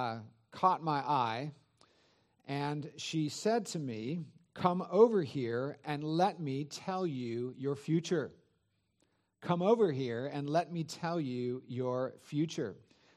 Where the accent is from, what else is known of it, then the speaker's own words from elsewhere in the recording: Santa Clara Valley, California, United States; it was exciting to be back in the area that I grew up in the San Francisco Bay Area, Santa Clara Valley.